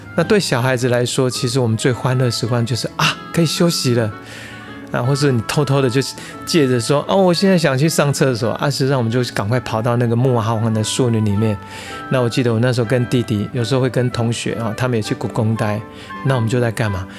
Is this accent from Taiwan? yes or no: yes; Hsinchu, Taiwan; 我是出生在新竹的乡下，那时候我们的村庄叫做虎山村，呃，它是一个大概不到一百人的小村庄哦，然后我们家应该是说邻居大部分都是佃农，呃，田地是由地主，所以小时候家里真的还蛮穷的